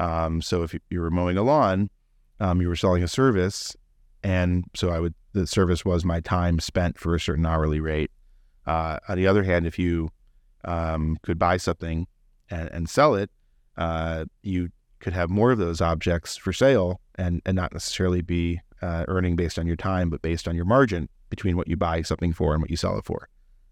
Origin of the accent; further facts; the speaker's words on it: South Euclid, Ohio, United States; also born or lived in Solon / Columbus; I'm a Clevelander, born and raised. I grew up in South Euclid. Later on, our family moved to Solon, and I graduated from Solon. Went to Ohio State and was in Columbus for a while.